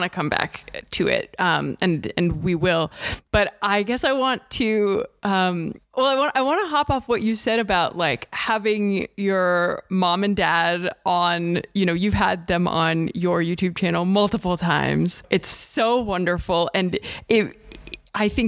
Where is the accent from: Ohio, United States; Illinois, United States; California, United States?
Ohio, United States; I'm from Ohio